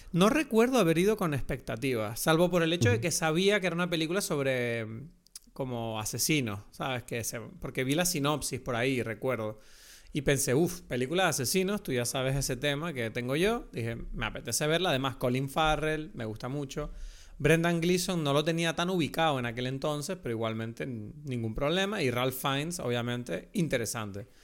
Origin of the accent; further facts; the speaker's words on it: Venezuela; accent: Venezuelan; un acento venezolano, que es mi acento de verdad